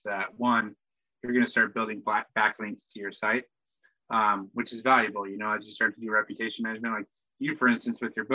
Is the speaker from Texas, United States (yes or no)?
no; Spokane, Washington, United States; now in New York, United States; I grew up in Spokane